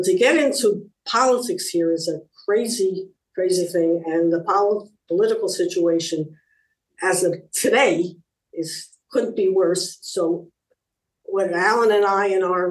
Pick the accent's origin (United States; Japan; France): United States; moved away as an adult; now in Israel; being American new immigrants